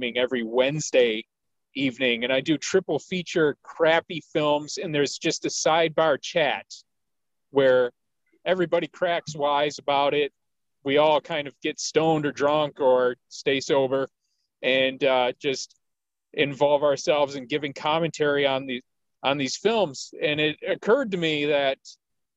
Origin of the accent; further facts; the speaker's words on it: Detroit, Michigan, United States; I grew up in Detroit